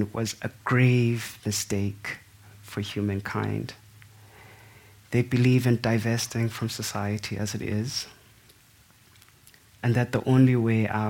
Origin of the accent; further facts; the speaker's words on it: South Africa; To me, as a South African